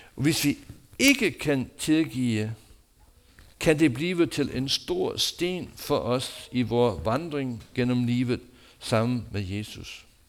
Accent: United States; Danish is a second language; now in Denmark; mit hjemland USA

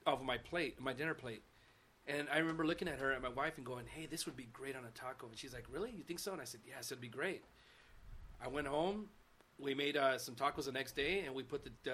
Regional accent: Los Angeles, California, United States; also born or lived in Miami; I'm from East LA, born and raised

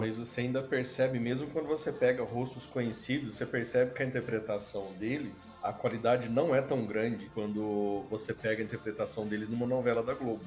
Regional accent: Itajubá, Minas Gerais, Brazil; eu sou de Itajubá

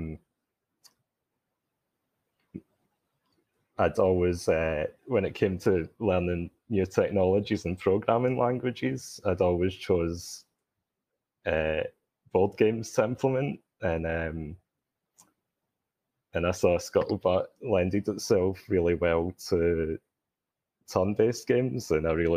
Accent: Glasgow, Scotland, United Kingdom; accent: Scottish; I'm calling in from Glasgow, Scotland, hence the accent.

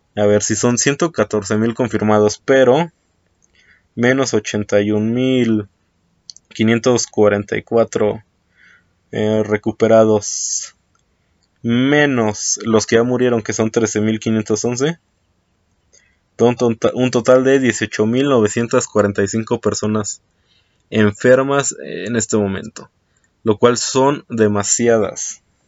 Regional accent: Mexico; aquí en mi país, en México

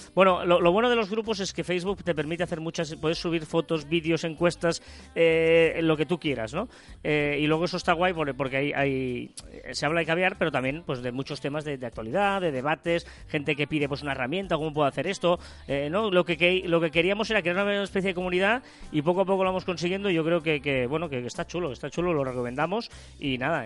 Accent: Sabadell, Catalonia, Spain; Soy de Sabadell

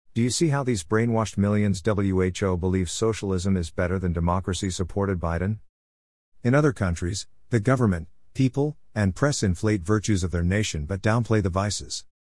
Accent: United States; We value being American

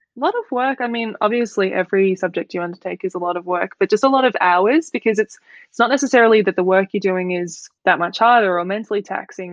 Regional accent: Melbourne, Victoria, Australia; I'm from Melbourne

